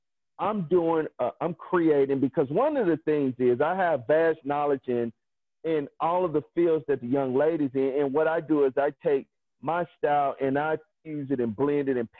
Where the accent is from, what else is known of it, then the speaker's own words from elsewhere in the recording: Mississippi, United States; growing up in Mississippi, having a smokehouse